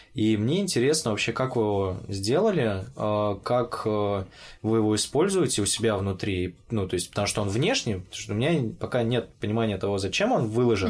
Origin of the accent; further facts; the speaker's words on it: Orenburg, Orenburg Oblast, Russia; moved away as an adult; also born or lived in Moscow; когда я учился в Оренбурге